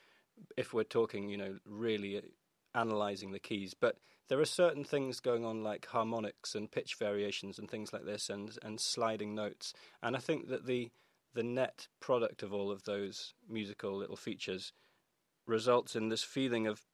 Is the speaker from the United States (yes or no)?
no; Orkney, Scotland, United Kingdom; born or raised there